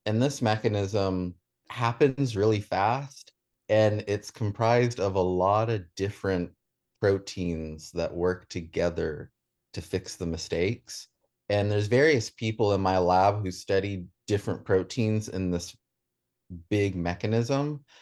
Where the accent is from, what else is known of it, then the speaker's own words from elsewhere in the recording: Staunton, Virginia, United States; I grew up in, um, Midwest Virginia in the Shenandoah Valley in an, in Augusta County. Um, I went to Stanton